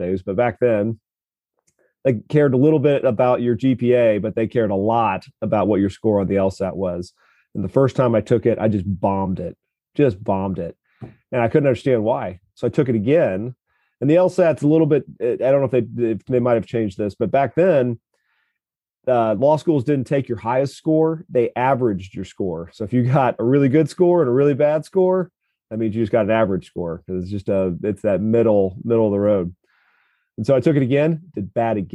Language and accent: English; Kansas City, Missouri, United States; I grew up just in South Kansas City